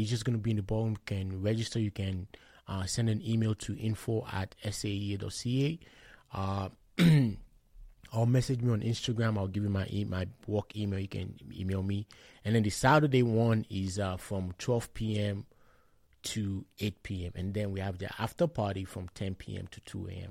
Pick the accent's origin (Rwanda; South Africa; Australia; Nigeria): Nigeria; Shagamu, Ogun State; moved away as an adult; now in Lethbridge, Canada; I hail from Shagam in Ogun State. I moved to, um, Canada, let's be precisely, in twenty twelve